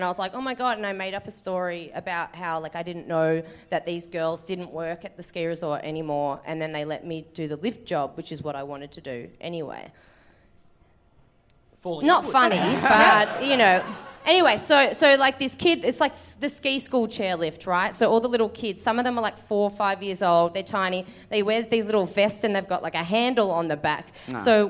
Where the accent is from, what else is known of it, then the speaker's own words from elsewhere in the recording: Manchester, North West England, United Kingdom; I'm from Manchester.